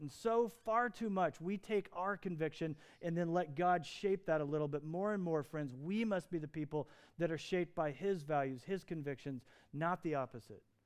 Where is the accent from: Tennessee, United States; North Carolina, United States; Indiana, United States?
Indiana, United States; Lafayette; I was born in Lafayette, Indiana, to Joe and to Don